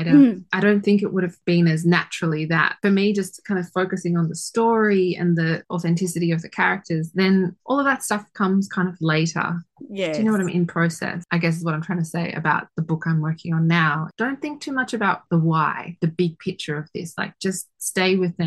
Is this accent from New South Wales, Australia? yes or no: yes; Sydney, New South Wales, Australia; I grew up in Sydney, so it's like back in my home city